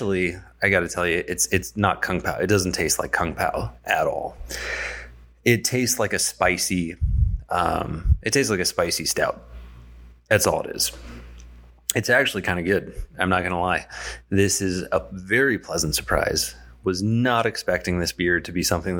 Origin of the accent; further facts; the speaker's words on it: San Diego, California, United States; moved away; also born or lived in Poway, California; I'm from San Diego originally